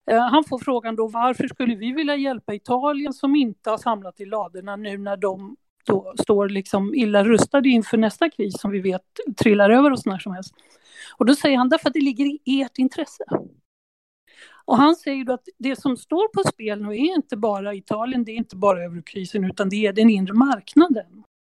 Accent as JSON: {"language": "Swedish", "country": "Sweden", "said": "Så det tycker jag, det kan man ju fundera på som svensk."}